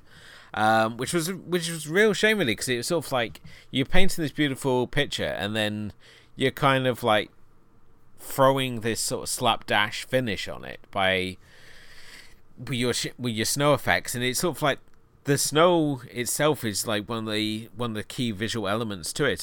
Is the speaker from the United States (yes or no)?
no; United Kingdom; I'm being a Brit